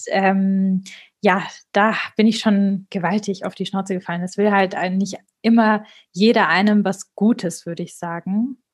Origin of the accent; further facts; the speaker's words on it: Marbach am Neckar, Baden-Württemberg, Germany; moved away; also born or lived in Stuttgart / Munich; aus Marbach am Neckar